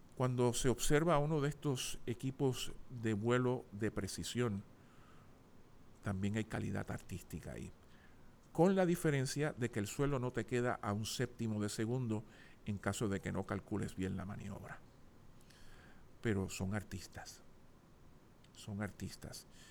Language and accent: Spanish; San Juan, Puerto Rico; Nací en el Hospital del Maestro el 12 de noviembre de 1960.